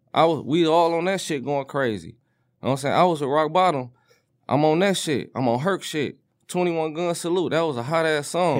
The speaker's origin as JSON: {"language": "English", "town": "Detroit", "region": "Michigan", "country": "United States", "tie": "born or raised there", "said": "I'm from the east, I was raised on the east side"}